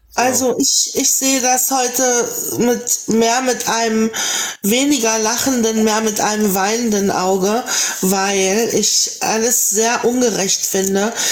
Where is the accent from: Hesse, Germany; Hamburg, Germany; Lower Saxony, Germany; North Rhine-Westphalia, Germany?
Lower Saxony, Germany; born or raised there